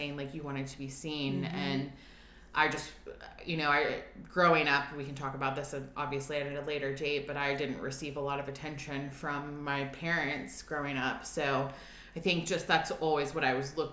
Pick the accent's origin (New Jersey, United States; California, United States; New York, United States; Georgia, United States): Georgia, United States; Atlanta; moved away as an adult; now in Nashville, United States; I'm originally from Atlanta, born and bred, and moved here to Nashville